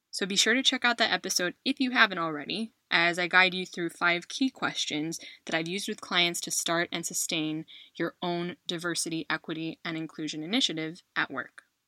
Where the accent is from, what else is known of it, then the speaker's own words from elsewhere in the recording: United States; moved away as an adult; now in Spain; I am an American who has called Spain home for the last 10 years